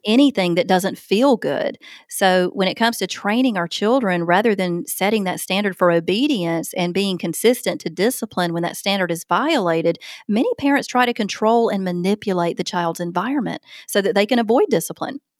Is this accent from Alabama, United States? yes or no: yes; Opelika, Alabama, United States; my hometown of Opelika, Alabama